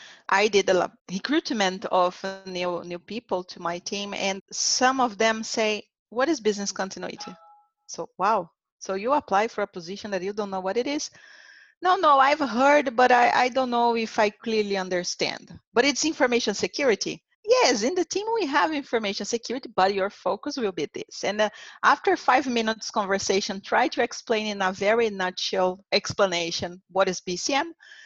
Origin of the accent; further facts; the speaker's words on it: Brazil; English is a second language; I also had experience in Latin America. It was my first place. I came from Brazil, so Brazil, Latin America, now Americas.